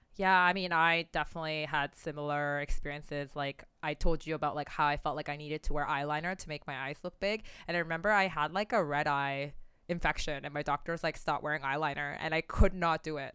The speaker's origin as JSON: {"language": "English", "town": "Oakville", "region": "Ontario", "country": "Canada", "tie": "born or raised there", "said": "growing up in Oakville, Ontario"}